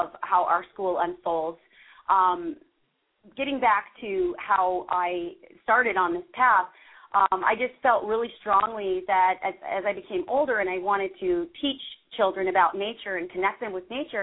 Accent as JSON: {"language": "English", "town": "Montclair", "region": "New Jersey", "country": "United States", "tie": "born or raised there", "said": "I grew up in Montclair, New Jersey, which is kind of a suburban area"}